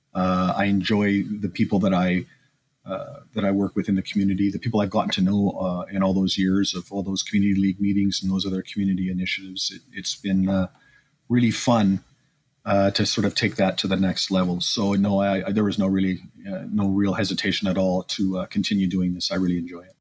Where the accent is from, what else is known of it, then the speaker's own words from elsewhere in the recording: Edmonton, Alberta, Canada; born and raised in Edmonton